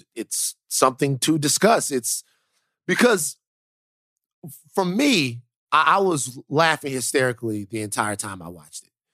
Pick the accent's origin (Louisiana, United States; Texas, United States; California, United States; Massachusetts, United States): Louisiana, United States; South; I am from South Louisiana